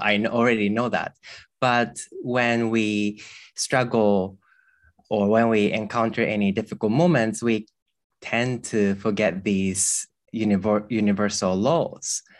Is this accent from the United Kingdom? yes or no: no; Japan; I grew up in a temple with, uh, monk parents. Um, growing up here